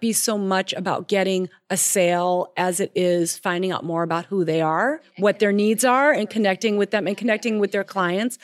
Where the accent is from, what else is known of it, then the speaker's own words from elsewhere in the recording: Minnesota, United States; I'm from Minnesota